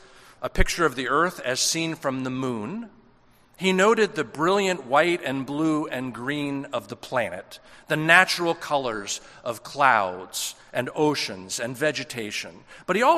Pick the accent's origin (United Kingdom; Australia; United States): United States; It's not that being American isn't something that's embedded into our identity